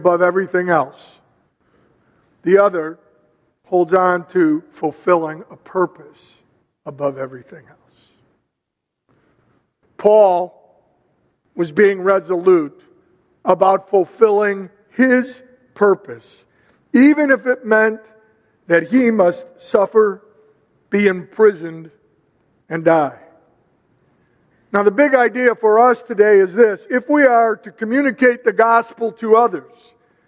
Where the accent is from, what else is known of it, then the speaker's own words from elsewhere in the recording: Chicago, Illinois, United States; moved away; also born or lived in Berwyn, Illinois; I come from Chicago and then Berwyn. And of course, that's a different culture where I came from than it is out here